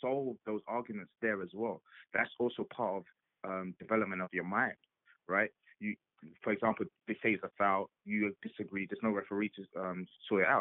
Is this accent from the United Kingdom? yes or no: yes; England, United Kingdom; my experience growing up in England